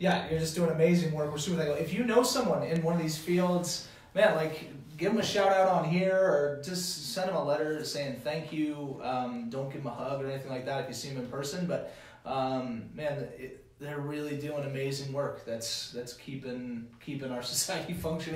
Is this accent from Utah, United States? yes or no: no; New Orleans, Louisiana, United States; I'm from Louisiana, from New Orleans